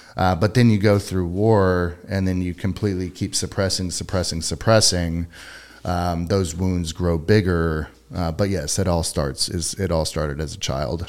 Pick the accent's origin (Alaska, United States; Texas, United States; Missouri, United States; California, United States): Texas, United States; Katy; I grew up in Katy